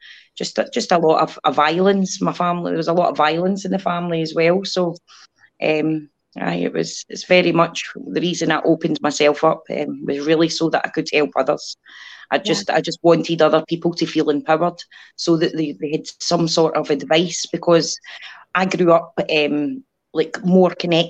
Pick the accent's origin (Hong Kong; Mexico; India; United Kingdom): United Kingdom; Scotland; I'm from Scotland.